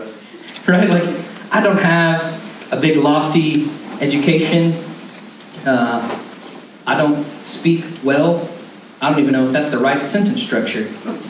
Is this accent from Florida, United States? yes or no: no; Canton, Georgia, United States; I grew up in North Georgia and in a redneck town